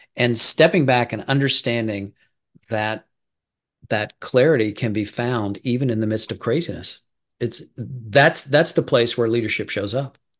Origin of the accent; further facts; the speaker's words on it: Midwest, United States; I'm from the Midwest